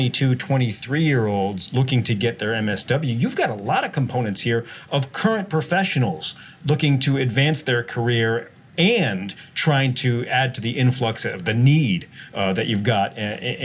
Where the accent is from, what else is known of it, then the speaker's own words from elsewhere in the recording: East Coast, United States; I'm from the East Coast